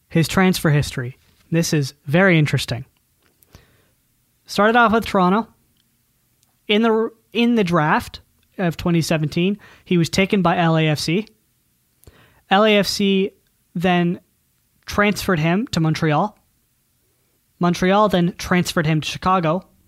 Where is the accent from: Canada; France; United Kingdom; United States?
United Kingdom; Scotland; God, I'm Scottish.